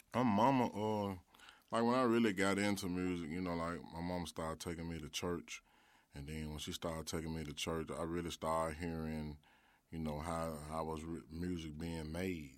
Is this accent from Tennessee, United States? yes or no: yes; Memphis, Tennessee, United States; I was growing up in Orange Mound